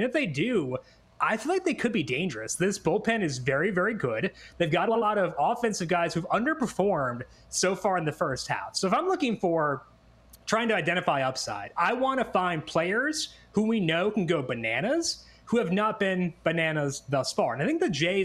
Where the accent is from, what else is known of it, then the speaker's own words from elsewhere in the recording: Minnesota, United States; now in Chicago, United States; I grew up in Minnesota, like, you know, the Midwestern way is to go out to the end of the driveway with a beer whenever there's a funnel cloud